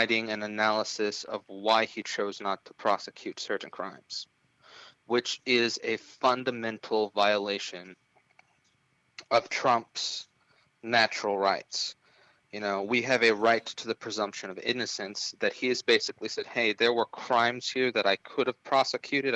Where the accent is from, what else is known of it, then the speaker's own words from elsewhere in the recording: Loma Linda, California, United States; my hometown of Loma Linda, California, has 24,000 people in it